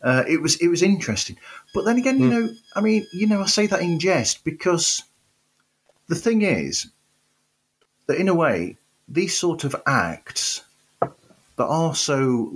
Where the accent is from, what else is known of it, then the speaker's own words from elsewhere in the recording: United Kingdom; Well, I'm going to use a British thing here because we're both British.